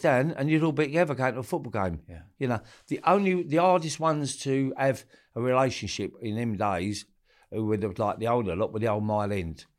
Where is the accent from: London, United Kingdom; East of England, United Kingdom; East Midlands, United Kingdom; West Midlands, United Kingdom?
London, United Kingdom; grew up all my life in Forest Gate, East Ham, Stratford, all them areas as a kid